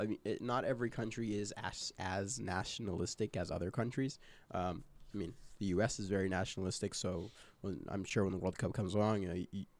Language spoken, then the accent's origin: English; Liverpool, North West England, United Kingdom; I'm traveling far to come watch England play. They're not returning anything for me. I am from Liverpool.